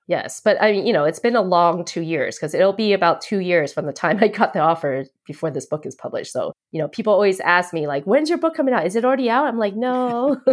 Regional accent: United States; also born or lived in Taiwan; I was born in Taiwan, so unlike Lexa, I am a hundred percent Taiwanese. Um, but we moved here when I was seven, so I've always grown up feeling like I was American 'cause I was really brought up here

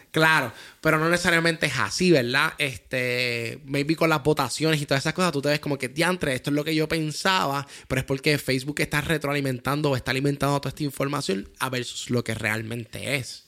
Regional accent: Puerto Rico; somos de Puerto Rico

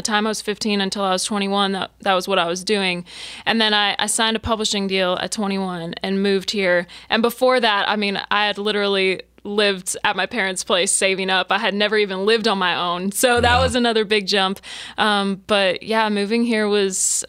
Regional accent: Weyburn, Saskatchewan, Canada; moved away as an adult; now in Nashville, United States; Yeah, that's my hometown. And I, you know, before moving to Nashville, I had only ever lived in my hometown, and I grew up there.

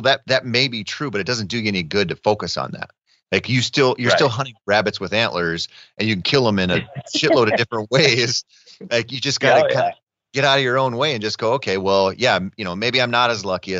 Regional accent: Minnesota, United States; growing up in Minnesota hunting the way I did

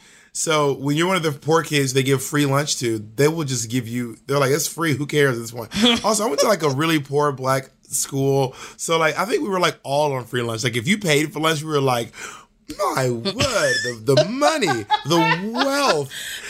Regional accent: Georgia, United States; also born or lived in Alabama / Mississippi; now in New York City, United States; But I am a Southerner. I was born and raised in Georgia, and I was raised in Alabama and Mississippi, too. But I just don't have a Southern accent.

